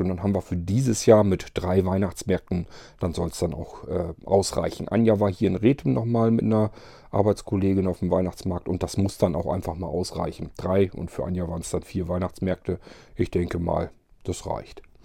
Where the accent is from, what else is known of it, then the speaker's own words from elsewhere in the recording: Barenburg, Lower Saxony, Germany; moved away; also born or lived in Varrel; aus Barenburg haben wollte, also in meinem Heimatdorf